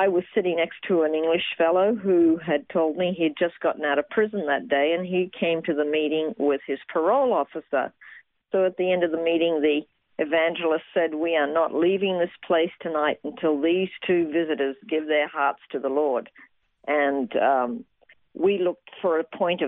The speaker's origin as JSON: {"language": "English", "town": "Toowoomba", "region": "Queensland", "country": "Australia", "tie": "born or raised there", "also_born_or_lived": "Brisbane / London", "moved": "as an adult", "lives_now": "Jerusalem, Israel", "said": "I was born in Brisbane, and I grew up mostly in Toowoomba, and I left Australia when I was 20"}